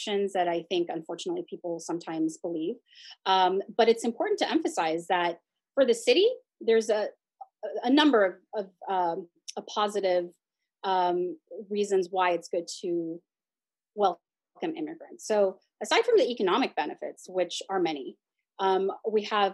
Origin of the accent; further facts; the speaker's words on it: Chula Vista, California, United States; also born or lived in Washington, District of Columbia, United States; I was raised here in Chula Vista, and I was bilingual